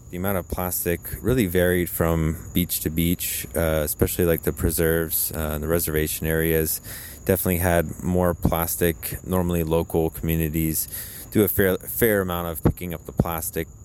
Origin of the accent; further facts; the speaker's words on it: Florida, United States; I was from California and not from Florida